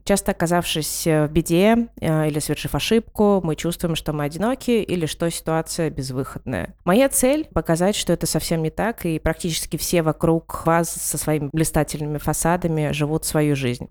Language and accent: Russian; Ivanteevka, Moscow Oblast, Russia; мы выросли в Ивантеевке